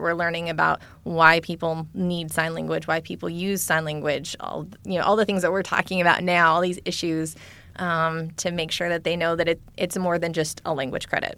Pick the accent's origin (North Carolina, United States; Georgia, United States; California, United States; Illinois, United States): California, United States; I grew up in California